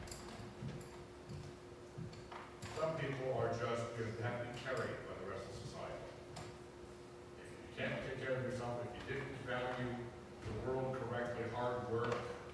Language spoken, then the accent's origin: English; East Coast, United States; growing up on the East Coast